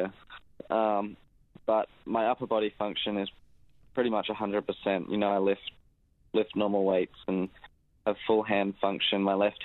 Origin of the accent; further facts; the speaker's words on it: Adelaide, South Australia, Australia; born and raised in Adelaide